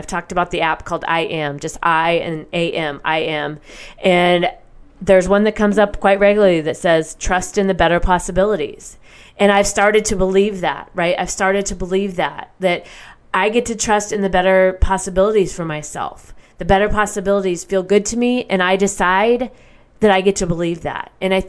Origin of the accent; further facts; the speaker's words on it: Midwest, United States; I feel like I always say the vowels differently because of the way I grew up in the Midwest and we have very neutral, it seems, I don't know, the language.